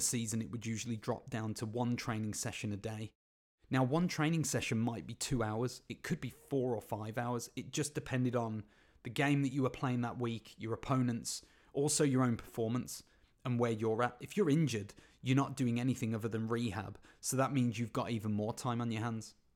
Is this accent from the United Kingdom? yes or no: yes; Birmingham, West Midlands, United Kingdom; my hometown team, Birmingham City